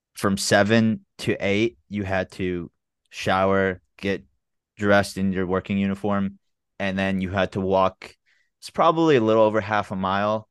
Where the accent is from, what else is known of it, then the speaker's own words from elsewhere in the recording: Memphis, Tennessee, United States; also born or lived in Chicago / San Antonio / Jacksonville, Florida / Birmingham; I'm from Memphis, Tennessee. Um, I lived in Memphis since I was two. I was born in Chicago bef-, before